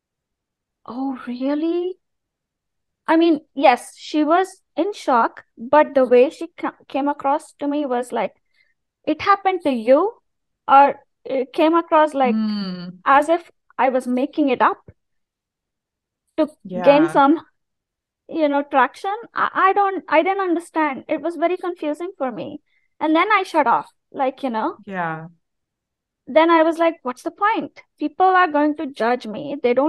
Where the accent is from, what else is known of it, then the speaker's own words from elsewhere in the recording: India; moved away; as an Indian person who's not religious